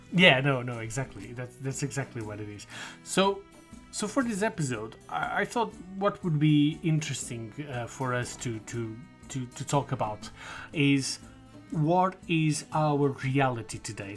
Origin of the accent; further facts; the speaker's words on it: Portugal; I got back home to Portugal